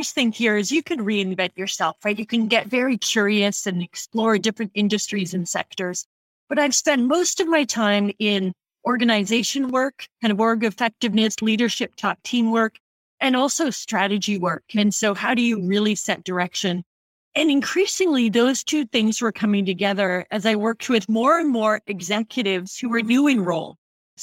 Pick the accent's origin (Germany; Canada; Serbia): Canada; Oshawa, Ontario; now in San Francisco Bay Area, United States; I grew up in Canada, born and bred, just outside Toronto in area of Oshawa, Ontario